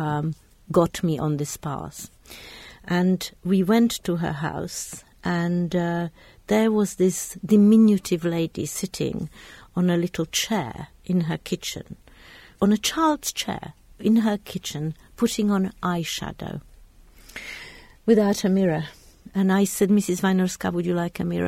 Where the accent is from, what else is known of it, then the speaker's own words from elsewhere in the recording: Bratislava, Bratislava Region, Slovakia; moved away; also born or lived in London / Oxford; I was brought up in Czechoslovakia, in, in Bratislava